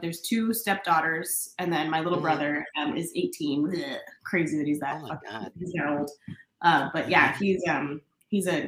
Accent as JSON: {"language": "English", "town": "Bainbridge Island", "region": "Washington", "country": "United States", "tie": "born or raised there", "said": "I grew up here in Seattle over in a little town called Bainbridge Island"}